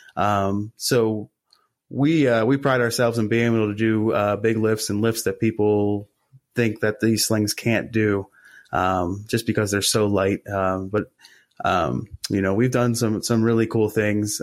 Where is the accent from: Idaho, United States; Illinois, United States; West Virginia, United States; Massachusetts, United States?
West Virginia, United States; Morgantown; in my hometown of Morgantown, uh, West Virginia